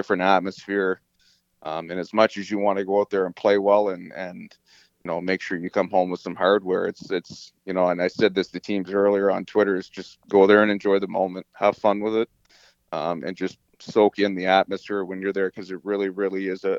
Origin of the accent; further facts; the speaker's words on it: Fredericton, New Brunswick, Canada; I grew up in Fredericton